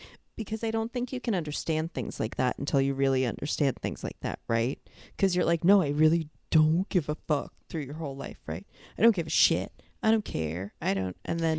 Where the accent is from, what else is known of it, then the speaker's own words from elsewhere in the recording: New York, United States; So then when I came here and I would be like, I'm from New York.